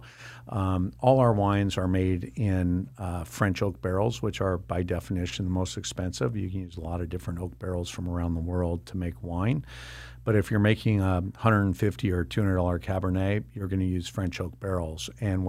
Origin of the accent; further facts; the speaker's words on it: Ireland; I love my wine, but I'm Irish and I'm more about consumption than I am about the details.